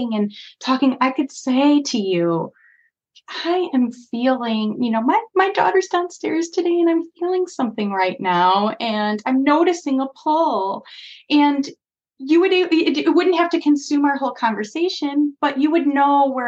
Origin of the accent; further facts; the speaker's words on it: Chicago, Illinois, United States; as a Chicagoan